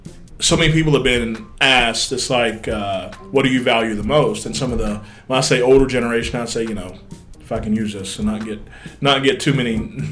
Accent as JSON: {"language": "English", "region": "West Virginia", "country": "United States", "tie": "born or raised there", "moved": "yes", "said": "my home state, West Virginia."}